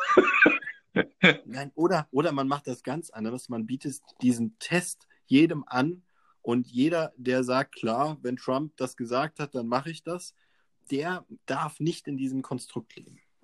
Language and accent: German; Germany